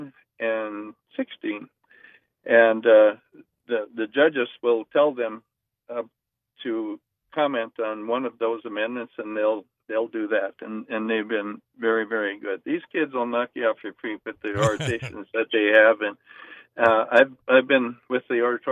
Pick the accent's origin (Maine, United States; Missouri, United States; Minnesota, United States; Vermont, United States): Minnesota, United States; grew up in my home state of Minnesota